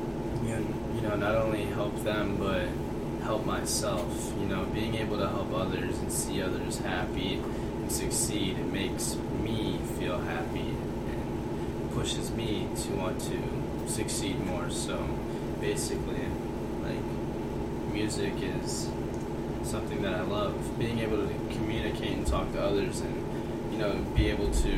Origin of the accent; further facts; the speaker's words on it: Toledo, Ohio, United States; I'm 20 years old, born and raised in Toledo, Ohio.